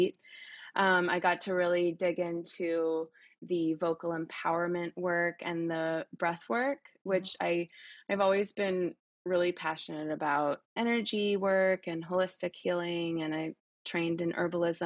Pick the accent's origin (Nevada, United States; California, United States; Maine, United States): California, United States; Oakland; I'm from Oakland, California